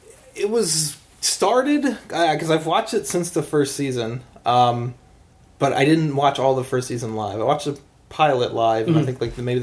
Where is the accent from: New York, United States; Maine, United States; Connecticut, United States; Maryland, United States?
Maryland, United States; I grew up in Maryland in the country, so I grew up around rednecks